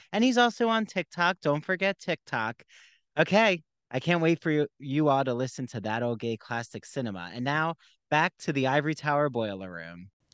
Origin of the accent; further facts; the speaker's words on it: Philadelphia, Pennsylvania, United States; I grew up in the Philly area